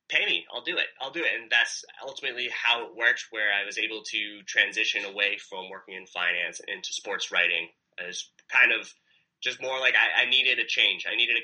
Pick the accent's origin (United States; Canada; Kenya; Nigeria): United States; New York; now in Egypt; I came from New York. The sidewalks are fantastic.